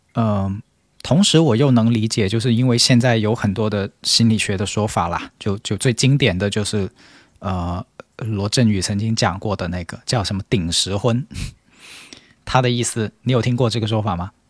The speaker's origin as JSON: {"language": "Chinese", "country": "China", "said": "我们中国人现在舆论场里面所讨论的这个这个苦难式的婚姻"}